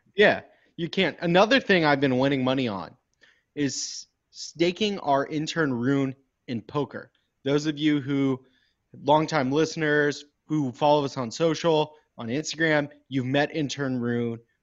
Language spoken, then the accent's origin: English; Houston, Texas, United States; I'm from Houston